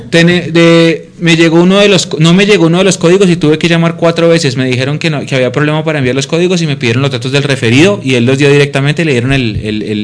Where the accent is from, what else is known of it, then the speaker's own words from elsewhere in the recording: Colombia; así somos los colombianos